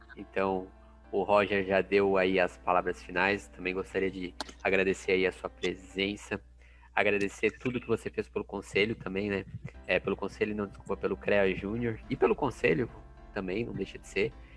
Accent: Blumenau, Santa Catarina, Brazil; moved away as an adult; now in Joinville, Brazil; eu vim morar em Joinville, é, eu sou natural de Blumenau

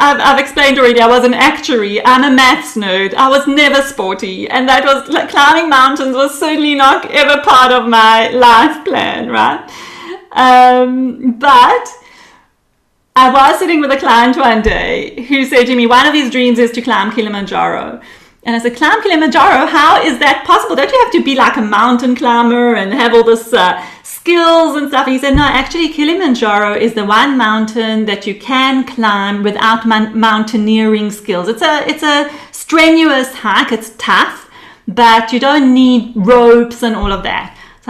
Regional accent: Israel; born there; also born or lived in United Kingdom / South Africa; I was born in Israel actually. My parents are Israeli. But over my life, they decided to live in different countries for the experience. So there was the UK for 2 years, and there was South Africa for 8 years.

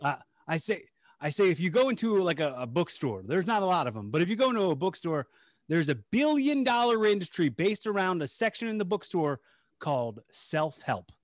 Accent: Bucks County, Pennsylvania, United States; we're from, we're from Bucks County, P A, like, um, the Philadelphia suburbs

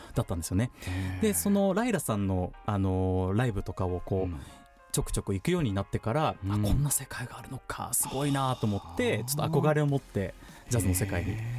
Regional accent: Shizuoka, Japan; 僕は静岡ですね出身は

